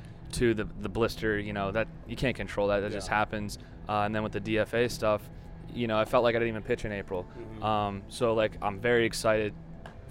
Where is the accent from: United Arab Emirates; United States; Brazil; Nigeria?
United States; Florida; I'm from Florida and working out down in Florida